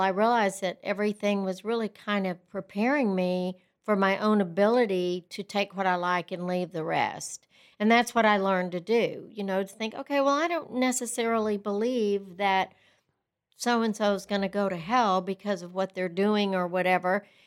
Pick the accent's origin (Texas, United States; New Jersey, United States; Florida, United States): Texas, United States; Lubbock; also born or lived in Brownfield, Texas; I grew up in Brownfield, Texas, which is a little town about thirty miles outside of Lubbock, and my father owned the newspaper there, and when I was in fifth grade, we, he sold the newspaper, and we moved to Lubbock